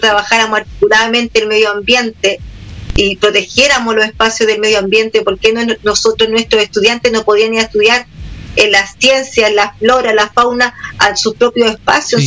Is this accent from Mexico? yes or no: no; Villa Alemana, Valparaíso, Chile; yo soy de acá, de Vía Alemana